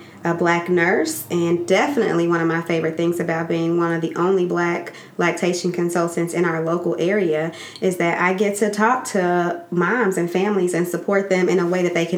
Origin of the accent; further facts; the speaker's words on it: Gary, Indiana, United States; I'm from Gary. I'm from around the way